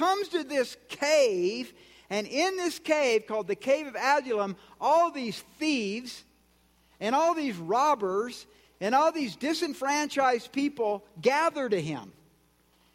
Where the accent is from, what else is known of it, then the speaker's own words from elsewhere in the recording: Georgia, United States; I'm from Georgia